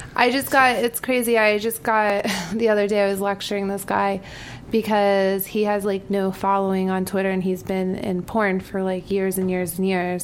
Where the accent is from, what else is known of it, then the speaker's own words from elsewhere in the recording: New York, United States; also born or lived in Florida; I'm from New York. Yeah. I was like born and raised in New York.